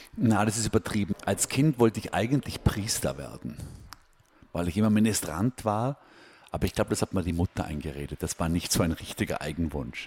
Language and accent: German; Austria; moved away as an adult; also born or lived in Hong Kong; now in New York, United States; ich fühle mich als Österreicher